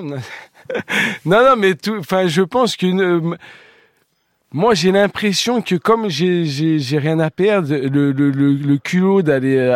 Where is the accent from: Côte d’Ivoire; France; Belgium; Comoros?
France; Grenoble, Auvergne-Rhône-Alpes; moi, moi, je, déjà, je suis originaire de Grenoble